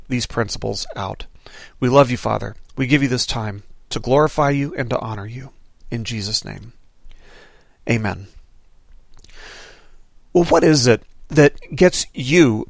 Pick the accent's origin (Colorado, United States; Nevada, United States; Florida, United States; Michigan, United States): Nevada, United States; Las Vegas; When I was growing up in Las Vegas, I lived about half a mile away from a 7-Eleven convenience store